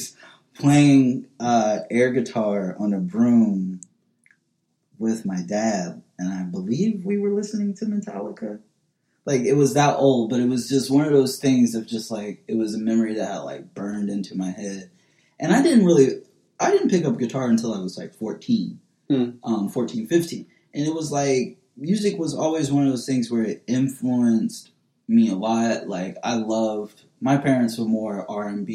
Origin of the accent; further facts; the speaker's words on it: Indianapolis, Indiana, United States; moved away as an adult; also born or lived in Bloomington, Indiana; now in Brooklyn, United States; I was raised in the hood. I was raised in Hallville, Indianapolis, as well as kind of more central Indianapolis